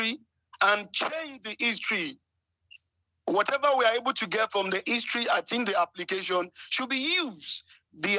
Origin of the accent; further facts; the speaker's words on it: Ijaye, Orile, Oyo, Nigeria; I'm from Ijayi, Orile